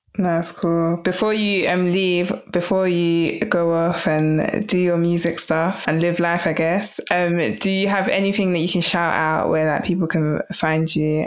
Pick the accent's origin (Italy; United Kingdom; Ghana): United Kingdom; London; growing up in London